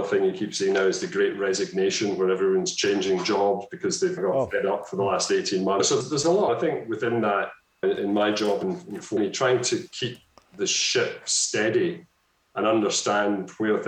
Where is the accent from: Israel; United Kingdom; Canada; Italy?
United Kingdom; Scotland; I've become more Scottish